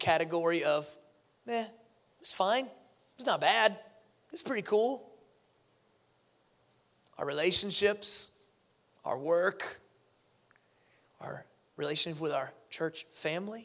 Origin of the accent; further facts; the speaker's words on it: Pensacola, Florida, United States; moved away; I grew up in Pensacola, Florida, near the Gulf Coast